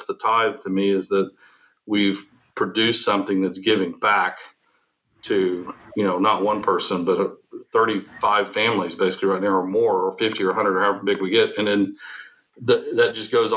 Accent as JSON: {"language": "English", "region": "Oklahoma", "country": "United States", "tie": "born or raised there", "also_born_or_lived": "Texas", "said": "I'm an Oklahoma native. I was born in Texas"}